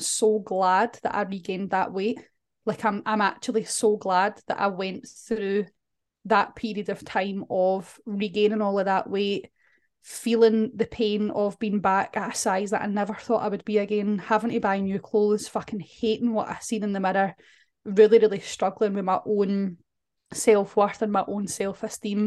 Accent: Scotland, United Kingdom; we're Scottish

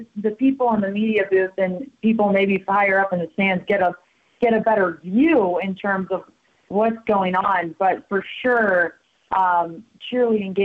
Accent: El Dorado Hills, California, United States; moved away as an adult; also born or lived in Tucson, Arizona; now in Bozeman, United States; I grew up in a town outside of Sacramento called El Dorado Hills, California

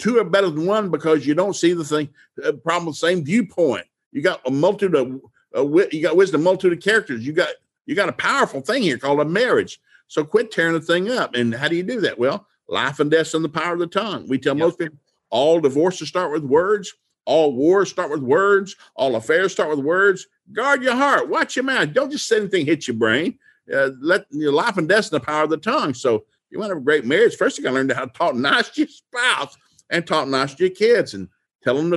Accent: Appalachian Mountains, United States; We grew up in the Appalachian Mountains

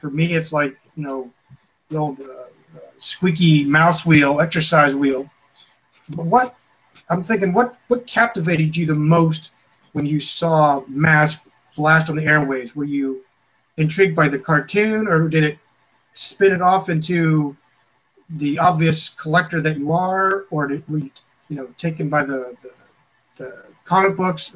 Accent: Clearfield, Pennsylvania, United States; I was in my hometown. Many of you know it as well as where Jason is from, Clearfield, Pennsylvania.

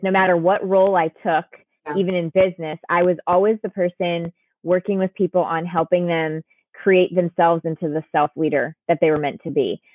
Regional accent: Connecticut, United States; My sister and I were, were born and raised in Connecticut.

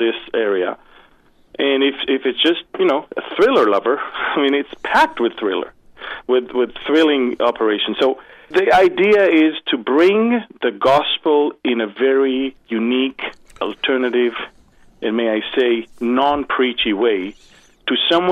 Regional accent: Jerusalem, Jerusalem District, Israel; I was born already in Jerusalem

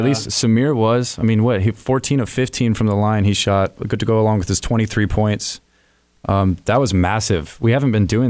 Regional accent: Michigan, United States; I'm from Michigan, born and raised.

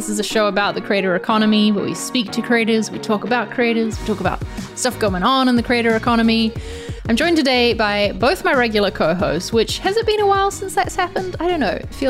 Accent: New Zealand; moved away; my home country of New Zealand

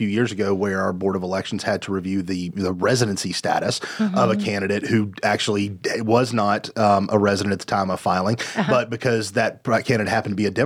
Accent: Candler, North Carolina, United States; my hometown of Candler

